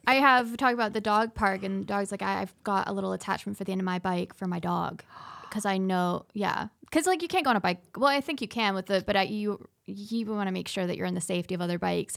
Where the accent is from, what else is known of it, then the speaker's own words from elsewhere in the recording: Scotland, United Kingdom; now in Cedar Rapids, United States; I grew up, I was born in Scotland, and I, um, immigrated here and got my Oh my goodness, my citizen trip when I was, uh, sixteen.